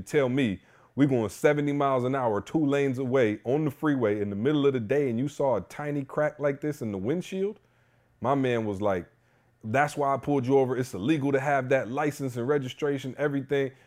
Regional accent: Lansing, Michigan, United States; I grew up in Lansing

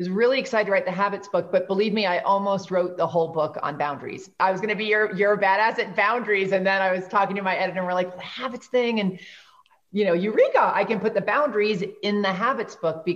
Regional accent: New York, United States; I'm from New York

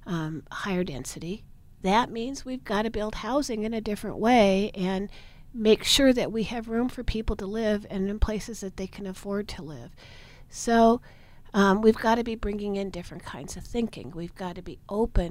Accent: Portland, Oregon, United States; I was born and raised in Portland

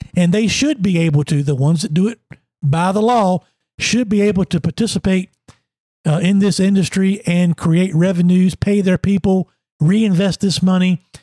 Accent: Emporia, Virginia, United States; I'm from Emporia.

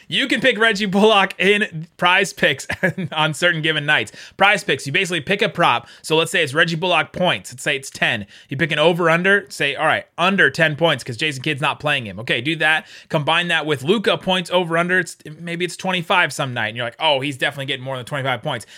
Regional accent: Cincinnati, Ohio, United States; I grew up in Cincinnati, so I'm a Bengals fan

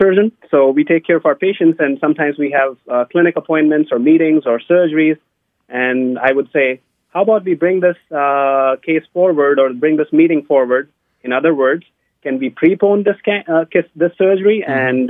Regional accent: India; moved away; I grew up in India

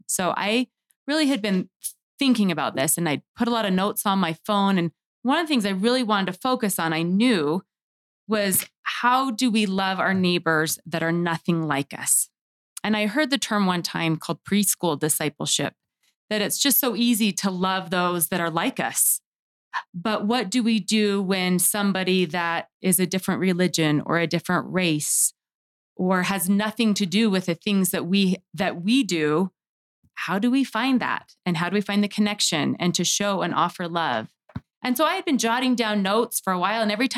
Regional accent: Sandy, Utah, United States; also born or lived in Herriman, Utah; I grew up in Sandy, Utah, and am now in Harriman

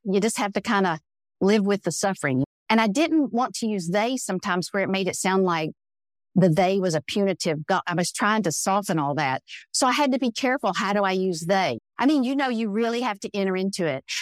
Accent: the South, United States; growing up in the South as a brown woman

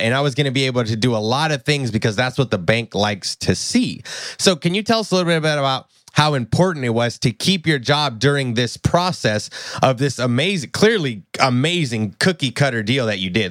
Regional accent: Tennessee, United States; I'm from Tennessee

